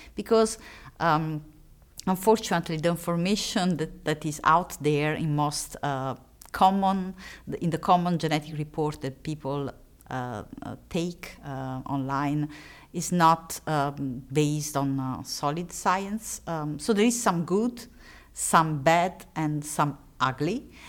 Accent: Italy; accent: Italian; English is a second language; moved away; I am Italian, and, uh, it's obvious from my accent

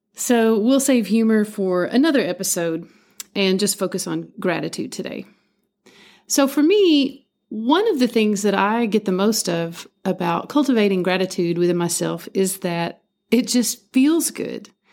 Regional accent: Appalachia, United States; growing up in Appalachia

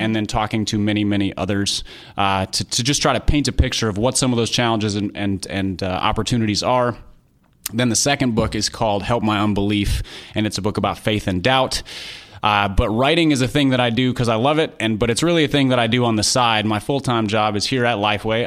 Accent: Minnesota, United States; I grew up in Minnesota

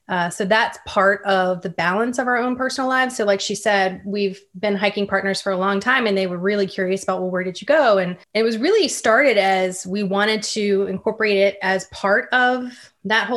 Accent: Virginia, United States; I grew up in Virginia, and I also spent a lot of time outside as a kid.

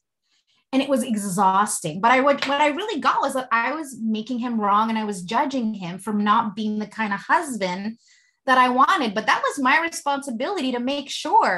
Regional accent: Philippines; And, you know, I'm Filipino.

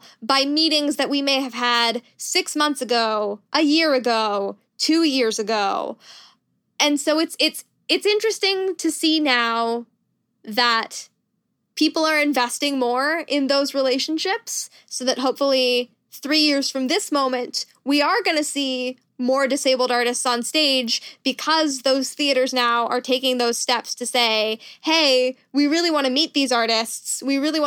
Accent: Canada; moved away as an adult; also born or lived in United States; I am Canadian and I moved back to Canada a couple of years ago

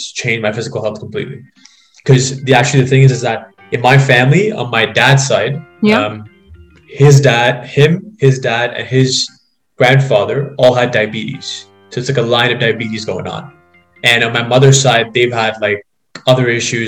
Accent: Dubai, United Arab Emirates; moved away as an adult; now in London, Canada; basically was born and brought up in Dubai, actually. My family's still over there, and I lived there for the first 18 years of my life before being in Canada for the last 4 years.

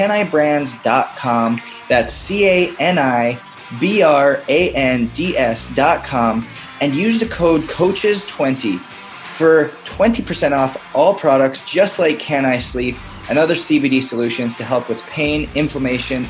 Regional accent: Canada; now in United States; I'm a Canadian adopted by America.

